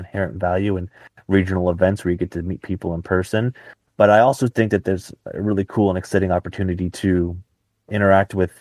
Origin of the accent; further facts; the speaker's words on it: Dallas, Texas, United States; I'm from Dallas myself